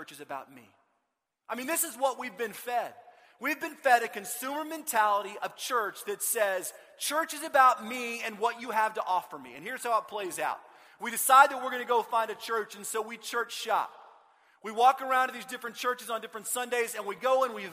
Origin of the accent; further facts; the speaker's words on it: Austin, Texas, United States; I grew up in Austin